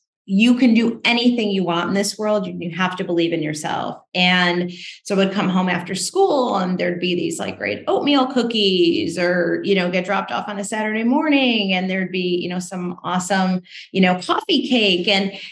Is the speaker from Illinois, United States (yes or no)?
yes; Chicago, Illinois, United States; I grew up in the Midwest, and the story starts in Chicago.